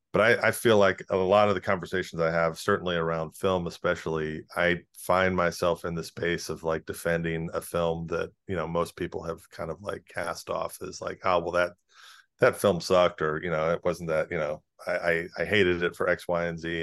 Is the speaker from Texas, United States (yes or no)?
no; South Carolina, United States; moved away; the cultural circles that we ran in growing up in South Carolina